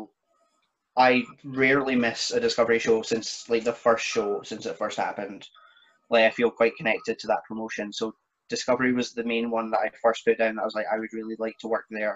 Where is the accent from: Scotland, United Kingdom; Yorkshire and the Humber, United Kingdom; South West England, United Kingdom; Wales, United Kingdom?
Scotland, United Kingdom; Perth; my hometown in Perth